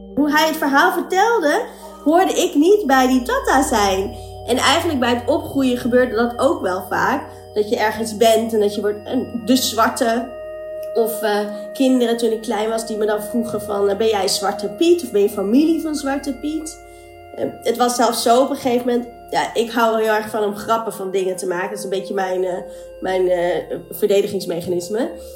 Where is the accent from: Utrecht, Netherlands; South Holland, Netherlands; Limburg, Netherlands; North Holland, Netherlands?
North Holland, Netherlands; Amstelveen; also born or lived in Colombo, Sri Lanka; now in Amsterdam, Netherlands; ik ben geboren in Sri Lanka, Colombo. En ehm, ik ben geadopteerd, dus ik ben opgegroeid in Amstelveen in Nederland.